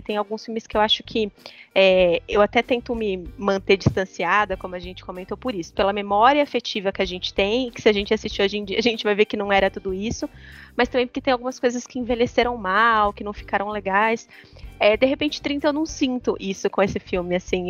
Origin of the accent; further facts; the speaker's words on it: Leme, São Paulo, Brazil; moved away; eu morava em Leme, que é minha cidade natal, morava com os meus pais na época